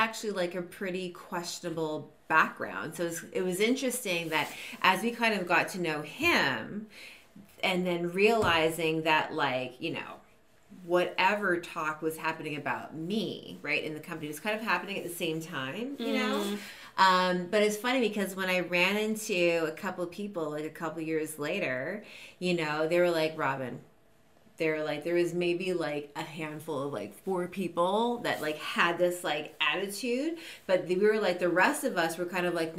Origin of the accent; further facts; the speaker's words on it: Toronto, Ontario, Canada; I'm from Toronto.